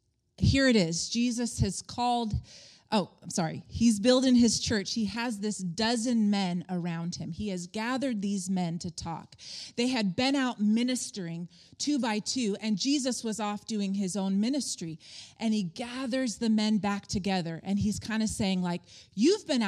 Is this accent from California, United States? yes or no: yes; Palm Springs, California, United States; we had friends in the hotel industry growing up in Palm Springs